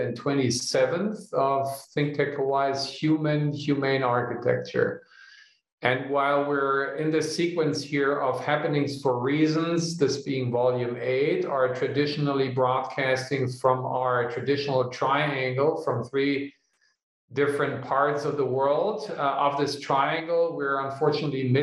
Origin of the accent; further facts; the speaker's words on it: Germany; moved away; my home country in Germany